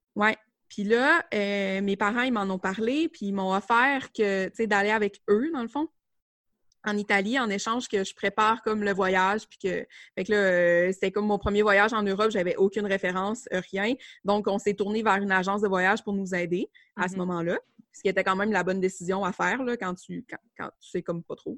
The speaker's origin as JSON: {"language": "French", "area": "Côte-Nord", "region": "Quebec", "country": "Canada", "tie": "born or raised there", "said": "je suis euh, originaire de la Côte-Nord. En fait, moi, je suis vraiment revenue travailler dans mon, euh, dans mon coin de pays."}